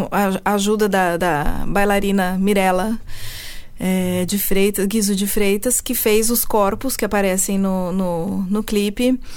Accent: Switzerland; born there; also born or lived in Brazil; Eu nasci na Suíça e fui alfabetizada em francês. É, mas em casa falávamos português e meus pais tinham esse sotaque mais pro paulista

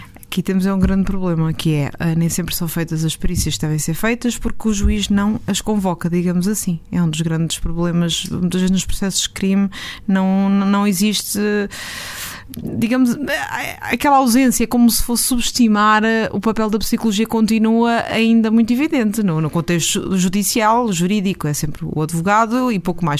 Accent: Aveiro District, Portugal; da minha terra, Aveiro

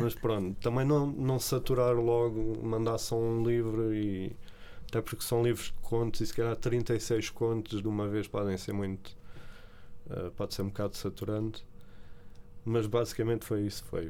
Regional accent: Barreiro, Setúbal, Portugal; also born or lived in São Paulo, Brazil / Lisbon; no Barreiro sempre vivi lá, e, e São Paulo, que é a minha terra, já lá voltei em adulto

